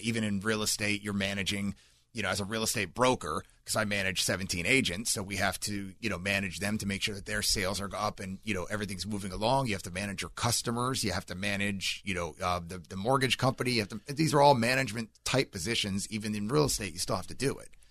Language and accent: English; Seminole County, Florida, United States; born or raised there; also born or lived in New Jersey / California